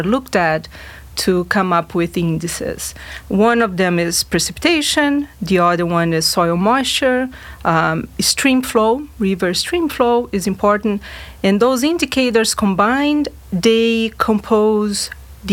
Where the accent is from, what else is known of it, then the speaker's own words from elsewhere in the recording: Rio Grande do Sul, Brazil; now in Fayetteville, United States; I'm originally from Brazil, from a state that in Brazil represents similar things like Arkansas. It's a rural state. It's the Brazil's largest rice producer